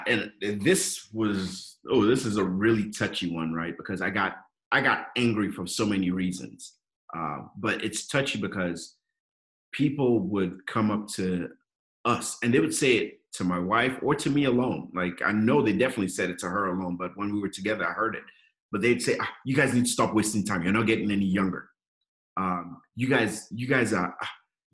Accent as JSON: {"language": "English", "country": "Nigeria", "tie": "born or raised there", "also_born_or_lived": "Jos", "moved": "yes", "said": "When we grew up in Nigeria"}